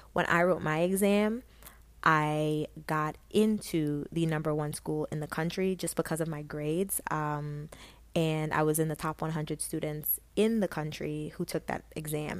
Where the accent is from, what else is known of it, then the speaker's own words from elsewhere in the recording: Stafford County, Virginia, United States; also born or lived in Guyana; growing up in Stafford County, I went to Brook Point